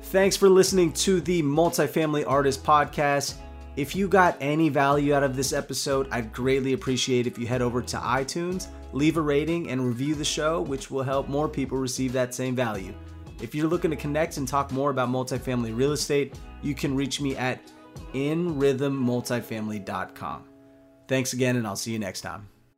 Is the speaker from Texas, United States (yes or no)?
no; Bay Area, California, United States; I'm from the Bay Area